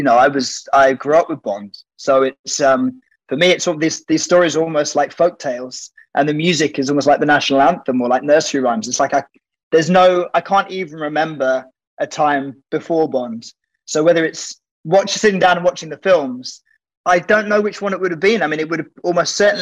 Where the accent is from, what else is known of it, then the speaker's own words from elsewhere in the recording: Oxford, South East England, United Kingdom; I grew up in Oxford